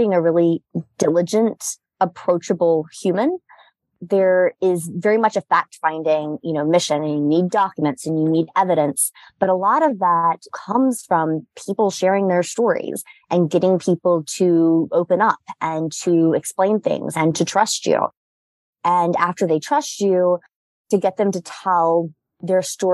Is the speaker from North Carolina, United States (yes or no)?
yes; Durham, North Carolina, United States; moved away as an adult; now in New York, United States; I'm from Durham, North Carolina, and I moved to New York for school